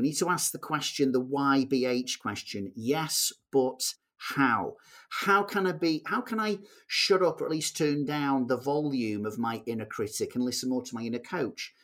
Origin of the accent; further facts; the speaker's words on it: Manchester, North West England, United Kingdom; I'm a guy from Manchester